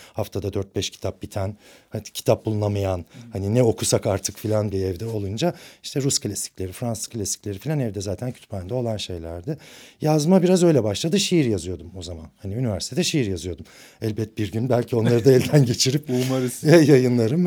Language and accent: Turkish; Ankara, Turkey; moved away as an adult; now in Istanbul, Turkey; Aslında Ankaralıyım. Bütün okul hayatım Ankara'da geçti